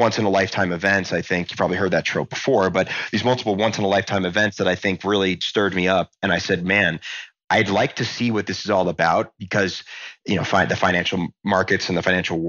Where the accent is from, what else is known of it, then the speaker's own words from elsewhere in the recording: Montgomery, New Jersey, United States; I was a kid from New Jersey